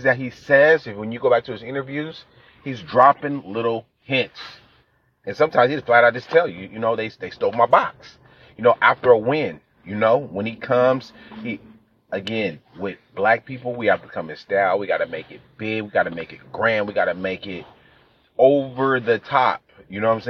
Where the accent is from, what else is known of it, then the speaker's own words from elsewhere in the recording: California, United States; I'm from California